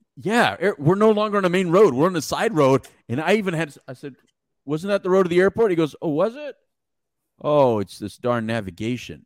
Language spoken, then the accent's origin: English; Mexico; English is a second language; English is my second language. Don't make fun of the Mexican